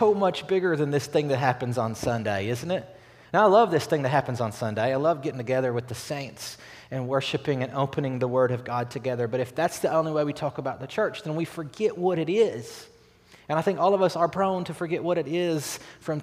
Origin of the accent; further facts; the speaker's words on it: Batesville, Arkansas, United States; I'm from Batesville, Arkansas